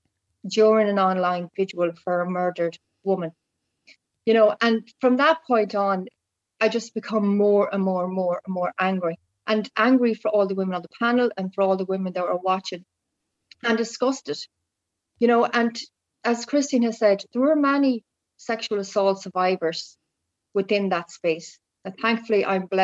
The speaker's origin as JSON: {"language": "English", "country": "Ireland"}